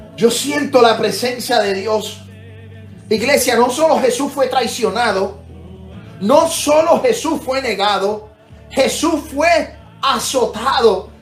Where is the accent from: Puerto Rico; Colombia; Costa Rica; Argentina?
Puerto Rico; mi país, Puerto Rico